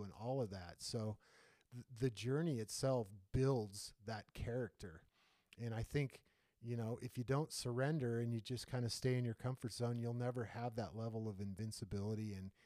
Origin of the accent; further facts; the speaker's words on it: United States; growing up in the United States